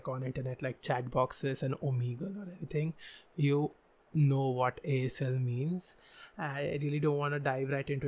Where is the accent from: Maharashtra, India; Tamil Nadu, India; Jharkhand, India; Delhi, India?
Maharashtra, India; Pune; I was born in a different town, but I literally grew in this town.